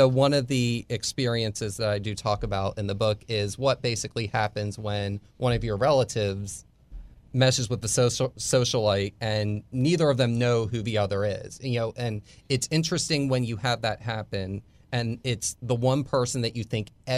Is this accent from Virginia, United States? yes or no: no; Tampa, Florida, United States; So, but Tampa, but Tampa and St. Petersburg being dual cities, I always just said I was from Tampa, even if I lived on the other side.